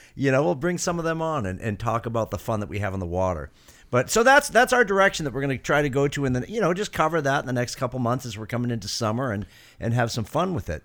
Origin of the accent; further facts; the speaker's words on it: Londonderry, New Hampshire, United States; I grew up in Londonderry